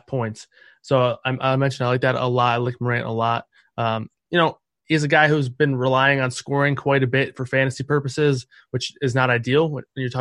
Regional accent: Michigan, United States; I'm from Michigan

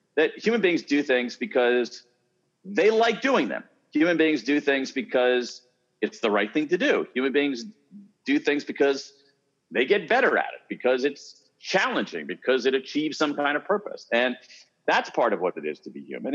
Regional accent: Columbus, Ohio, United States; I grew up in Columbus, Ohio

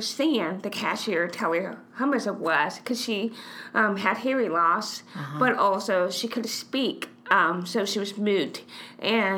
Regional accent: Memphis, Tennessee, United States; I was born and raised in Memphis

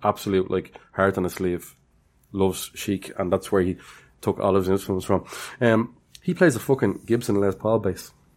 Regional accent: Ireland; I'm Irish

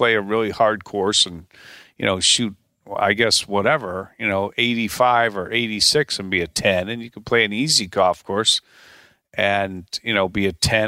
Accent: Chicago, Illinois, United States; Rick and I grew up together in the Chicago area, and we went to college together at the University of Tulsa.

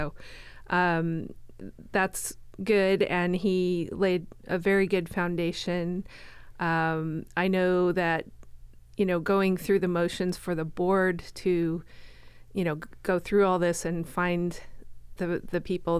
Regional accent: Florida, United States; also born or lived in Colorado; now in Canby, United States; I am originally from Colorado. Okay. I grew up in Florida.

